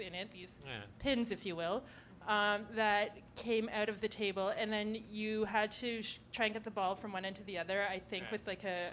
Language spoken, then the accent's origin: English; Ottawa, Ontario, Canada; now in Toronto, Canada; I'm from Ottawa